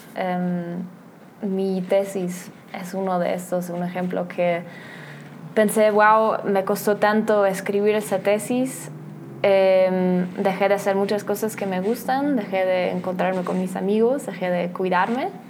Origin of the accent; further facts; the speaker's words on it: Germany; Spanish is a second language; moved away; nací por casualidad en Alemania.